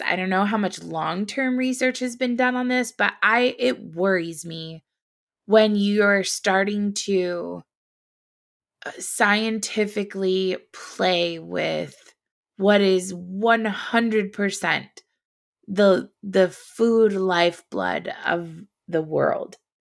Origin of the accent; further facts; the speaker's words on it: Indiana, United States; I grew up in Indiana, the Hoosier State